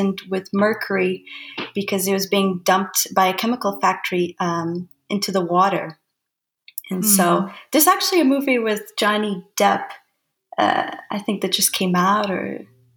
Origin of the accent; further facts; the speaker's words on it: Lisbon, Portugal; moved away; also born or lived in Japan / Portland / British Columbia; I'm actually from Lisbon, Portugal